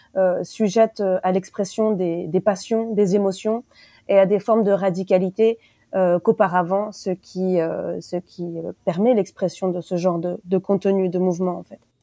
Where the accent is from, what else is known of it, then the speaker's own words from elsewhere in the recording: France; chez nous, en France